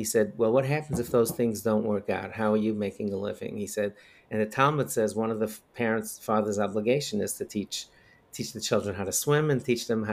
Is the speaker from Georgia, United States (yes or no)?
no; New York, United States; also born or lived in Crown Heights, Brooklyn, New York; I grew up in Bell Harbor, Queens. I actually was born in Crown Heights